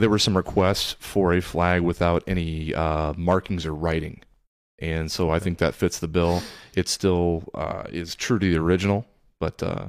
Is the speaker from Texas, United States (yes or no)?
no; Des Moines, Iowa, United States; I'm from Des Moines. I'm a third generation East Sider